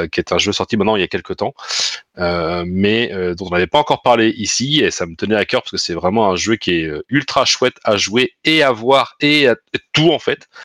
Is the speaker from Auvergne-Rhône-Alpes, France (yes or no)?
no; Normandy, France; On est normand